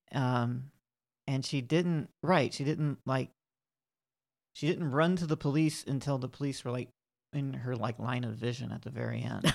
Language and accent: English; the South, United States; I'm from the South.